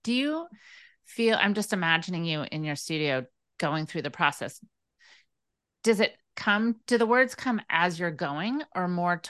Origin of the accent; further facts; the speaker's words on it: California, United States; But I grew up in the Napa Valley area